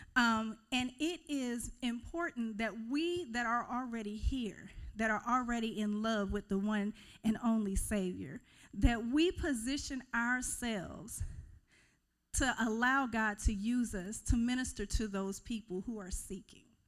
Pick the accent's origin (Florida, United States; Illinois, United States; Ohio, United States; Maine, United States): Florida, United States; Kissimmee; moved away as an adult; now in Mississippi, United States; I was actually raised in Central Florida, Kissimmee St. Cloud, and it is a little south